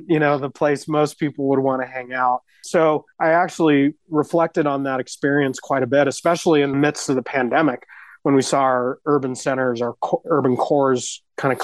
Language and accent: English; Denver, Colorado, United States; I was born and raised in West Denver